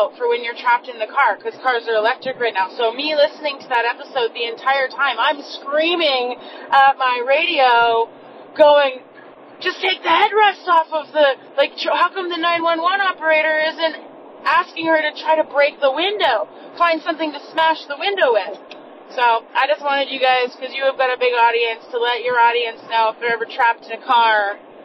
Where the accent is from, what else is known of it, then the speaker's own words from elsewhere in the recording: Canada; I'm from Canada.